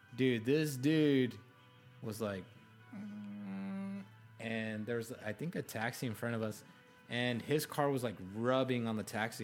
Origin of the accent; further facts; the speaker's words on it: Arizona, United States; I grew up in Arizona. I love Arizona. Like, ninety percent of my family is here